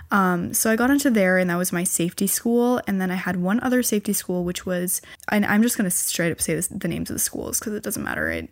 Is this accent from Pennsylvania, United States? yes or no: no; California, United States; born there; because I was born in California.